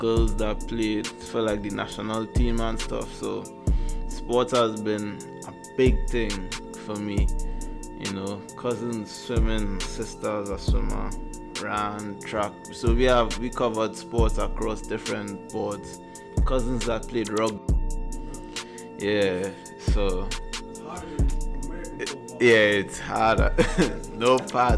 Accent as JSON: {"language": "English", "country": "Trinidad & Tobago", "tie": "born or raised there", "also_born_or_lived": "Missouri", "moved": "yes", "said": "I'm from Trinidad and Tobago. So yeah, island boy."}